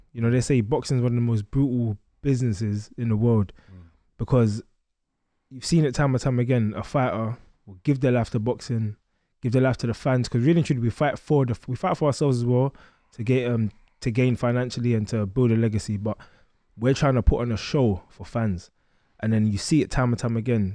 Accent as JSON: {"language": "English", "region": "London", "country": "United Kingdom", "tie": "born or raised there", "said": "I grew up in East London, um, Stratford and Gate"}